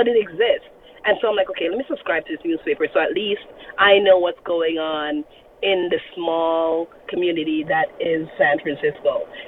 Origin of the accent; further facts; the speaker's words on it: Jamaica; I'm Jamaican.